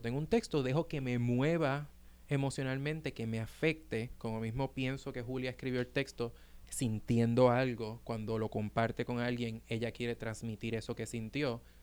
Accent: Puerto Rico; now in New York, United States; nosotros como boricuas

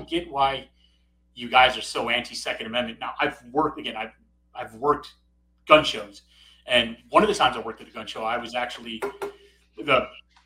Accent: Chicago, Illinois, United States; now in Corpus Christi area, Texas, United States; I grew up in Chicago

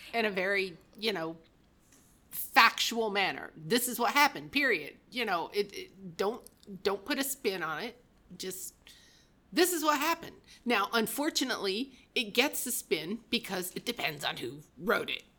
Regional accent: Michigan, United States; I was raised in Michigan

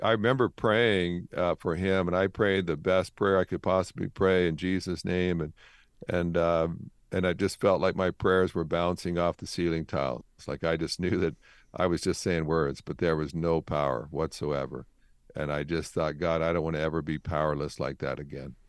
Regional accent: Canada; I grew up in Canada

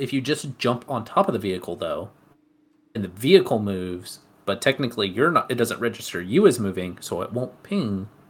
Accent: Alabama, United States; moved away; also born or lived in Las Vegas / Colorado / Utah / Samoa; So I am from Alabama originally, but I've been everywhere. True. I lived in Las Vegas, Colorado, and then I moved to Alabama, moved up to Utah. I was in Samoa for a little bit, and then moved down to Texas.

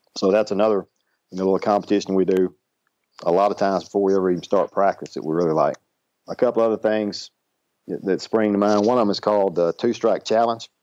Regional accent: Ashdown, Arkansas, United States; where I grew up in Ashdown, Arkansas

